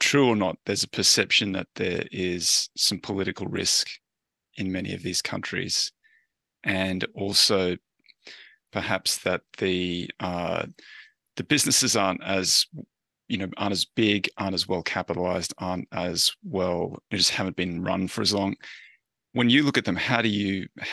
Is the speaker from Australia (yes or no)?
yes; Australia; I'm Australian